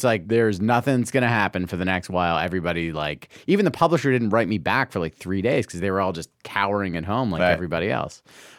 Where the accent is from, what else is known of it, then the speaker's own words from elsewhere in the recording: Toronto, Ontario, Canada; I'm from Toronto.